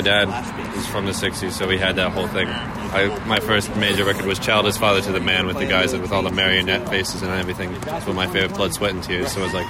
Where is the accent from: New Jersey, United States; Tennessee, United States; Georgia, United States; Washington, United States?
New Jersey, United States; moved away; I'm from Jersey, but I didn't come from Jersey.